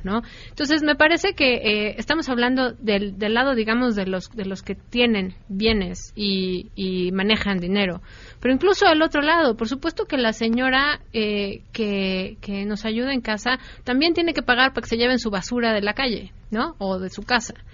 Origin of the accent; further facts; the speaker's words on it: Mexico City, Mexico; yo como muchos capitalinos